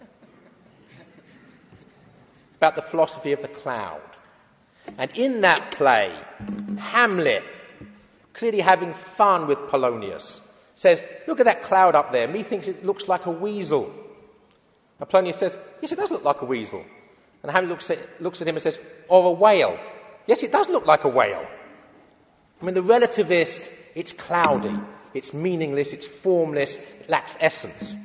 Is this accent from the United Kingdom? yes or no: yes; London, United Kingdom; I was brought up in London